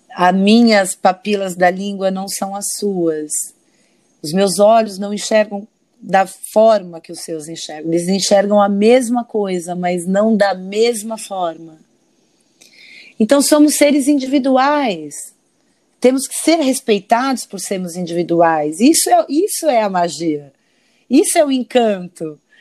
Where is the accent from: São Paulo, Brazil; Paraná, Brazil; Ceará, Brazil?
São Paulo, Brazil; now in Rio de Janeiro, Brazil; sou uma paulista de, de nascimento, né? Sou natural de São Paulo